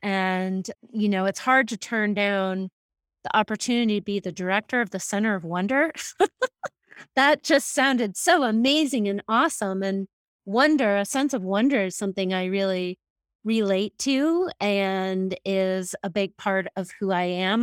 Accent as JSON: {"language": "English", "region": "Massachusetts", "country": "United States", "tie": "born or raised there", "moved": "as an adult", "lives_now": "Jackson, United States", "said": "I was raised in Massachusetts"}